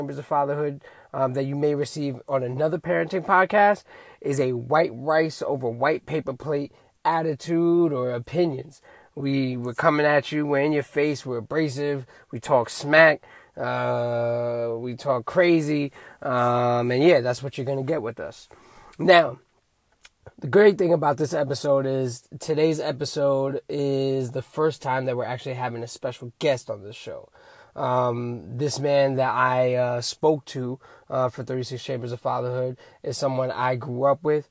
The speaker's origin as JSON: {"language": "English", "country": "United States", "said": "as an American adult"}